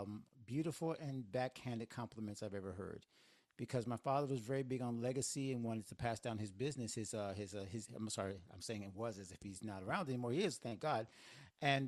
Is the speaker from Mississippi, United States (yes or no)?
no; Northwest Florida, United States; moved away as an adult; now in Miami, United States; It's Northwest Florida, but growing up in the South